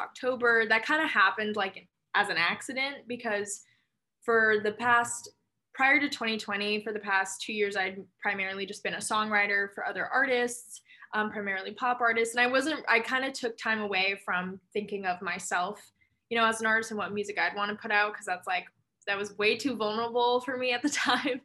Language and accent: English; Los Angeles, California, United States; moved away as an adult; now in Brooklyn, New York, United States; I'm currently living in New York, more specifically Brooklyn, but I'm actually from Los Angeles originally. Moved out here for college like 5 years ago